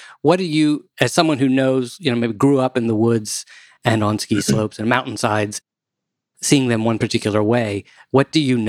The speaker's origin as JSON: {"language": "English", "region": "Maryland", "country": "United States", "tie": "born or raised there", "also_born_or_lived": "New York", "moved": "yes", "said": "I grew up in Maryland, and we had nice trees."}